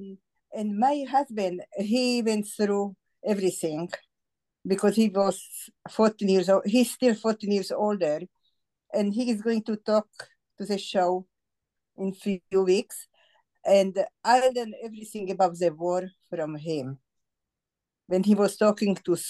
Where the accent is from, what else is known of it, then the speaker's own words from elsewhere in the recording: Bratislava, Bratislava Region, Slovakia; English is a second language; moved away; I was born in Bratislava